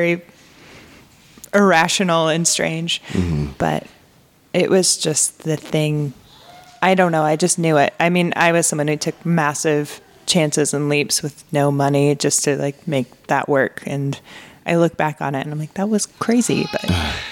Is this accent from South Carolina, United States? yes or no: no; Michigan, United States; moved away as an adult; now in Portland, United States; I'm from Michigan, the Midwest.